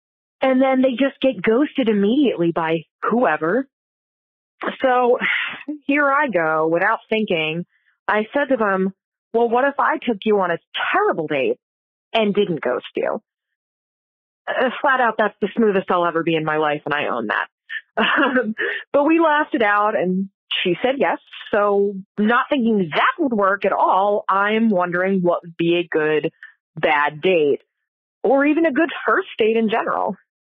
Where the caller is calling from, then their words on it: Philadelphia, Pennsylvania, United States; Hey, Kate and Leisha. … from Philadelphia.